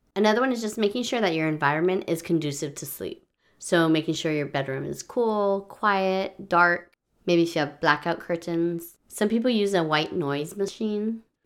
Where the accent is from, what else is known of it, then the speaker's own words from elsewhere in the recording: Hawaii, United States; moved away as an adult; I grew up in Hawaii where we did not change the clocks at all